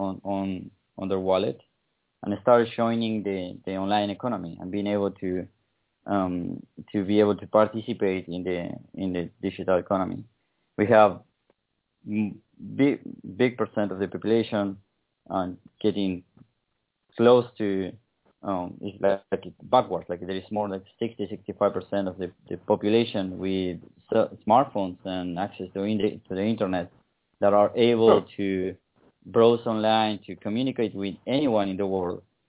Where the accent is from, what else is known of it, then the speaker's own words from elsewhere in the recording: Patagonia, Argentina; I'm from the Patagonia. I grew up in the south of Argentina